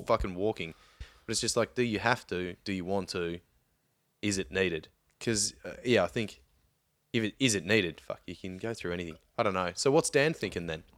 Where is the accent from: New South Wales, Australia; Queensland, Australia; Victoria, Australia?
Victoria, Australia; growing up in Victoria